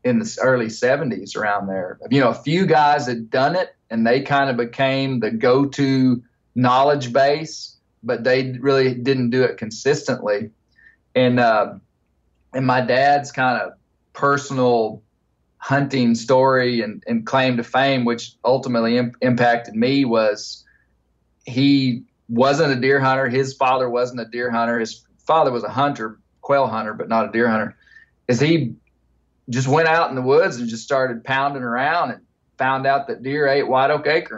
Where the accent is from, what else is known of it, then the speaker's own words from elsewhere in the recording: Ouachita Mountains, Arkansas, United States; I grew up in the Ouachita Mountains in an area of big national forest